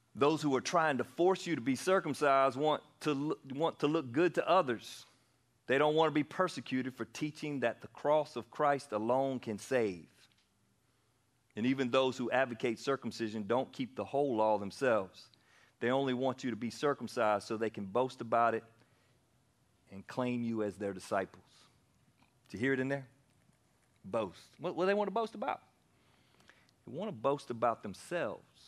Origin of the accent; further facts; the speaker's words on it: Anderson, South Carolina, United States; also born or lived in Pennsylvania; I moved back to South Carolina from Pennsylvania. I was born here and we moved up there for a little while and I was 10 years old